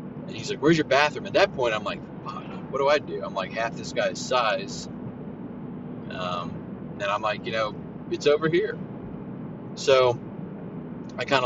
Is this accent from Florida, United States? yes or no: yes; Central Florida, United States; I am from the Central Florida area. I grew up maybe 10, 15 minutes away from Disney